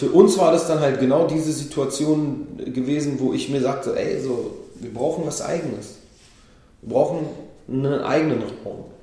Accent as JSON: {"language": "German", "country": "Israel", "moved": "yes", "lives_now": "Berlin, Germany", "said": "Ich bin selber, bin selber aus Israel hierher gekommen."}